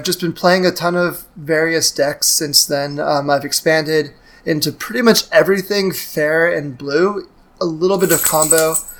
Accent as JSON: {"language": "English", "region": "Southern California", "country": "United States", "tie": "born or raised there", "also_born_or_lived": "New York", "said": "I'm a 30-year-old mechanical engineer. I was born and raised in Southern California, where I live also now. I went to school in New York"}